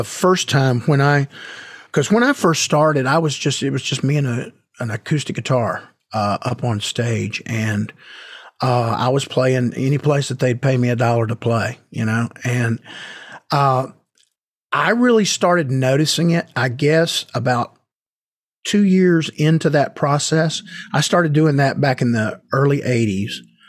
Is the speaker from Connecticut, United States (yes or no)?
no; Marietta, Georgia, United States; So early on, I went down to a local music store in my hometown in Marietta, Georgia